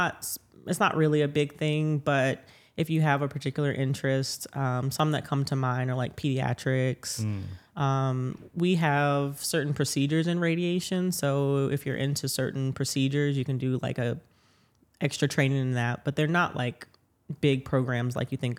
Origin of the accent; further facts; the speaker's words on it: New Orleans, Louisiana, United States; Yeah, so I am from New Orleans, born and raised, and I'm a radiation oncologist here at a hospital system.